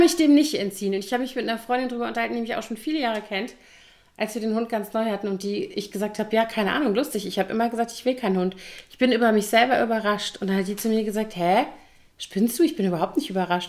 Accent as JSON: {"language": "German", "town": "Koblenz", "region": "Rhineland-Palatinate", "country": "Germany", "tie": "born or raised there", "also_born_or_lived": "Bonn", "moved": "as an adult", "said": "in Koblenz, äh, meiner Heimatstadt"}